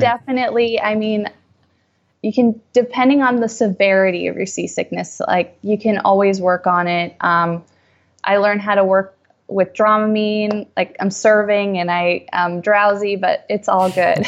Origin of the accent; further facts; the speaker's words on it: New England, United States; moved away as an adult; also born or lived in New York; I grew up in New England, so I was around boats all the time